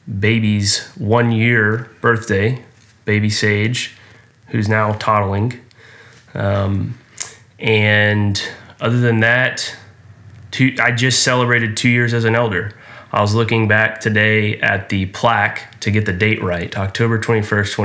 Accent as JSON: {"language": "English", "town": "Houston", "region": "Texas", "country": "United States", "tie": "born or raised there", "also_born_or_lived": "Austin", "said": "I grew up here in Houston and went to high school at Westside High School"}